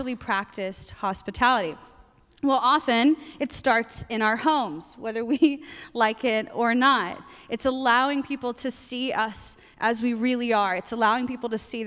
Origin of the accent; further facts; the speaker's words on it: the South, United States; moved away as an adult; now in Portland, United States; I grew up in the South.